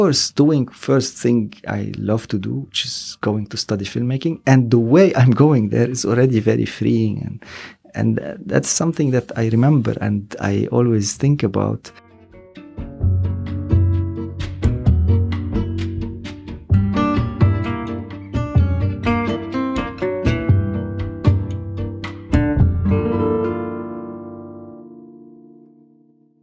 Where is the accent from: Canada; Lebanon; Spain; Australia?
Lebanon; also born or lived in Los Angeles; I'm from Lebanon